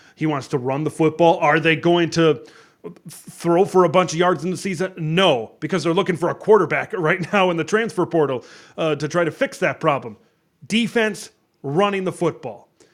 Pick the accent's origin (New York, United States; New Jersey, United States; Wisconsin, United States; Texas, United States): Wisconsin, United States; I'm from Wisconsin